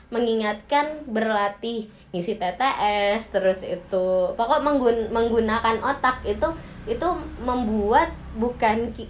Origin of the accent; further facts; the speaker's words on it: Java, Indonesia; padahal saya orang Jawa